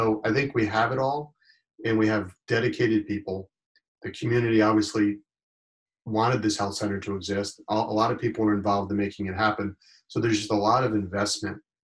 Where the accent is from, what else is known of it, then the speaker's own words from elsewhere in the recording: Warwick, Rhode Island, United States; also born or lived in Maine / Pennsylvania / New Jersey; now in Block Island, United States; I'm from Rhode Island. My wife is from Rhode Island. And we grew up in Warwick, over by the airport